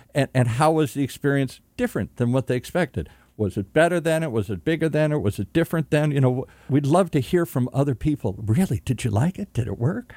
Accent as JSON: {"language": "English", "region": "Michigan", "country": "United States", "said": "I'm from Michigan"}